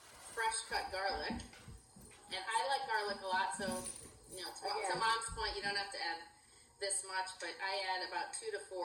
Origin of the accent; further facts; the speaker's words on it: Chicago, Illinois, United States; now in Iowa, United States; we were raised in Chicago